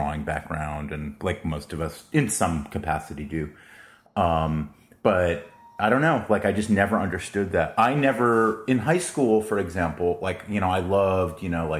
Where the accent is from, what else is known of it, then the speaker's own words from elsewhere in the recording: Florida, United States; moved away as an adult; also born or lived in New York; now in San Diego, United States; So we moved to Florida. And so I mainly grew up, like, after the age of 5 in Florida. Went to college in Florida as well, University of Florida